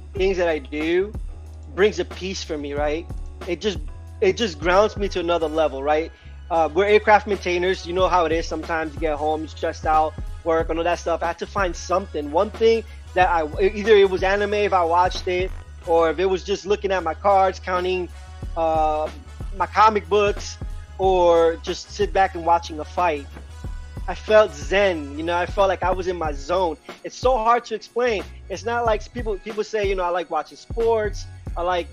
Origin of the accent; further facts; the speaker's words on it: New York, United States; also born or lived in Puerto Rico; I was born in Puerto Rico, but I was raised in New York